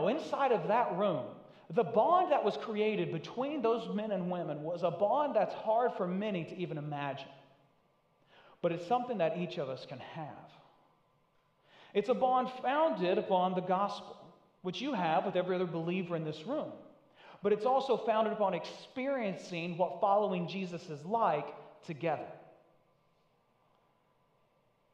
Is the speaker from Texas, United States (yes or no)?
no; Northeast Tennessee, United States; now in New England, United States; I'm from Northeast Tennessee. I'm about as far from native to New England as you can get.